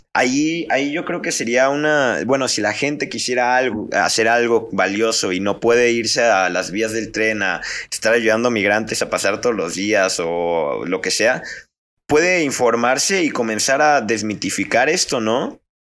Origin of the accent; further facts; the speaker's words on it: Mexico; Como a menudo lo somos los mexicanos